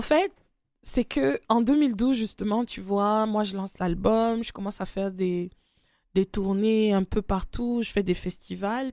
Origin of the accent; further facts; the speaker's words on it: Cameroon; je suis du Cameroun